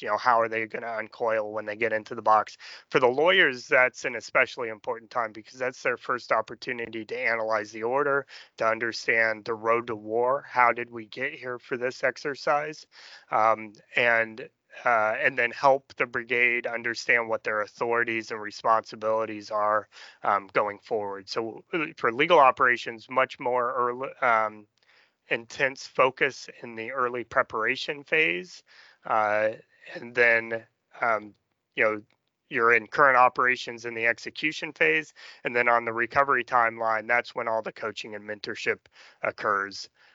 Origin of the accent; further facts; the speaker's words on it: Danville, Illinois, United States; from Danville, Illinois, farm